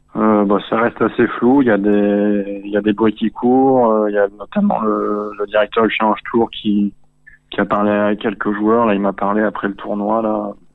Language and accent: French; Antibes, Provence-Alpes-Côte d'Azur, France; moved away as an adult; also born or lived in Cannes / United States; je viens de j'ai grandi à Antibes, à Cannes